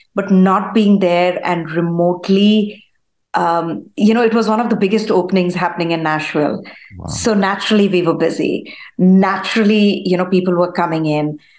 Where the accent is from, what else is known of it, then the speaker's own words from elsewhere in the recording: India; now in United States; I was born in India. I grew up in India. Spent uh, you know uh, the majority of my childhood over there.